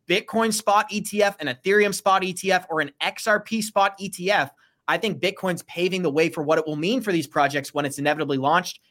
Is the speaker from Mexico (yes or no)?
no; Boston, Massachusetts, United States; moved away; I am from Boston. I got family members there